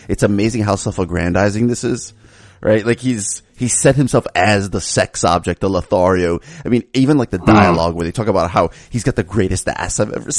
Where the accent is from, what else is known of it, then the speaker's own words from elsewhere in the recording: Miami, Florida, United States; I have family in Connecticut and I grew up living in Miami.